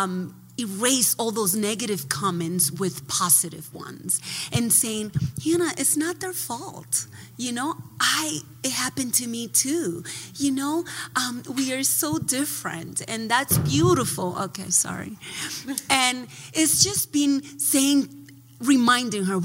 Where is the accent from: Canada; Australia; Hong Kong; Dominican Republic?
Dominican Republic; also born or lived in New Jersey; now in United States; I grew up in the Dominican Republic